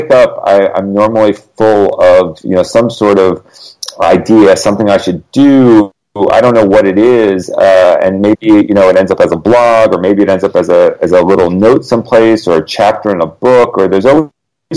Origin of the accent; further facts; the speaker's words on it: Connecticut, United States; now in Los Angeles, United States; I grew up in Connecticut, where there's like a foot of snow right now